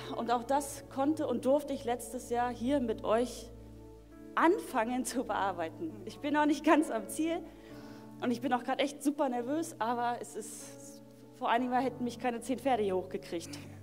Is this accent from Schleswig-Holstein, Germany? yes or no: no; Berlin, Germany; ich wurde damals in Berlin geboren. In Berlin ähm, Marzahn bin ich aufgewachsen